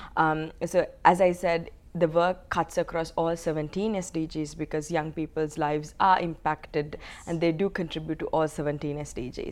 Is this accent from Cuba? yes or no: no; Sri Lanka; moved away as an adult; I'm from Sri Lanka. Um, I was um, actually born into a war mm-hmm. because my country was going through a 30 year long armed conflict. Um, so I lived 19 years of my life um, in a conflict setting.